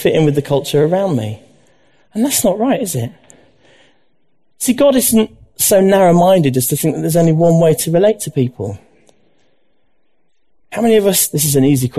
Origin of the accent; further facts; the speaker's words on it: Leeds, Yorkshire and the Humber, United Kingdom; I was brought up in Leeds